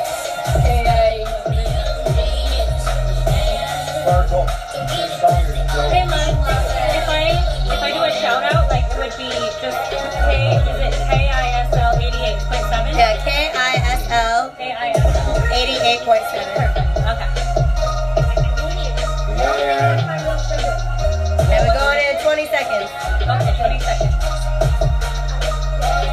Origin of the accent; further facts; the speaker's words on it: Colorado, United States; I'm from Colorado. Well, I mean, I started performing in Colorado.